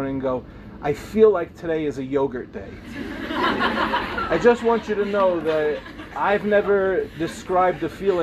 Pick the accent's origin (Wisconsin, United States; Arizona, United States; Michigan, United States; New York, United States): New York, United States; Lawrence; I grew up in the Five Towns